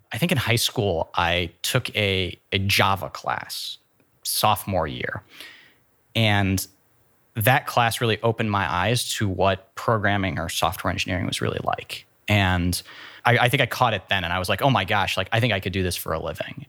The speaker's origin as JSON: {"language": "English", "town": "Worthington", "region": "Ohio", "country": "United States", "tie": "born or raised there", "also_born_or_lived": "San Francisco, California / Columbus, Ohio", "said": "I grew up in Worthington. went elementary, middle, high school all to, to Worthington"}